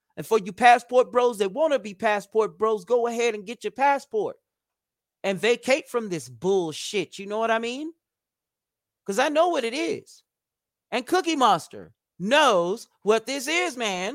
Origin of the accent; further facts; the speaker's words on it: United States; as an American